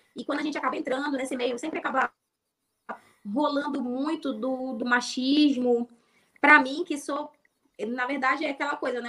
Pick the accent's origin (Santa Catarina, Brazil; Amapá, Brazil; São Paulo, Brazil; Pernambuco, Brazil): Amapá, Brazil; also born or lived in Rio de Janeiro; eu sou do Amapá